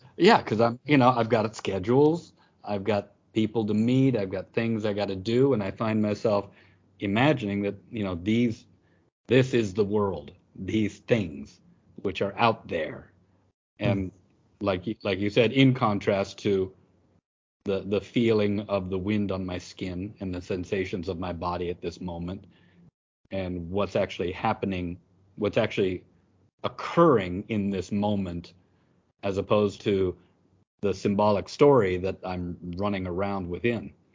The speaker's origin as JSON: {"language": "English", "country": "United States", "moved": "yes", "said": "as an American, I was often coming into class"}